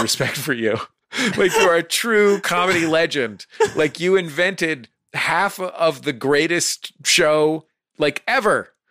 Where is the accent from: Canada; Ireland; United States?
United States; San Francisco, California; I'm from San Francisco